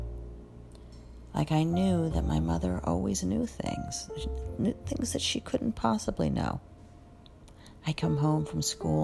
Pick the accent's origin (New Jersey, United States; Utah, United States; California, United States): New Jersey, United States; Rumson; my hometown of Rumson